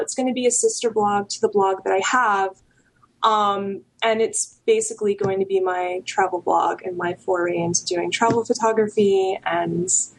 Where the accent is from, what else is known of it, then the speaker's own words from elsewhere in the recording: New York, United States; now in California, United States; I'm a New Yorker.